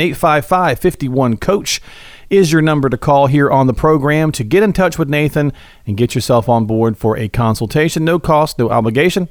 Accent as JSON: {"language": "English", "town": "Morristown", "region": "Tennessee", "country": "United States", "said": "I'm from Morristown"}